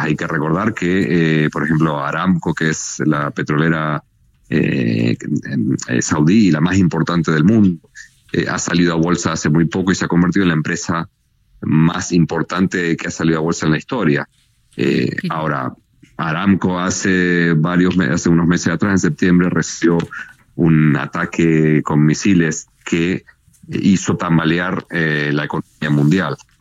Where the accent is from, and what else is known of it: Mexico